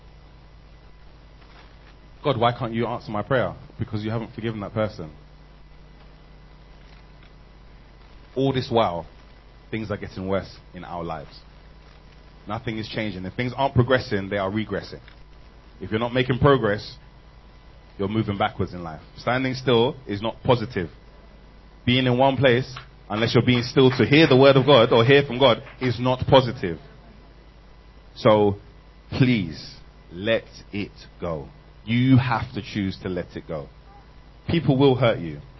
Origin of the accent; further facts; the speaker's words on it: London, United Kingdom; I'm from England. South London.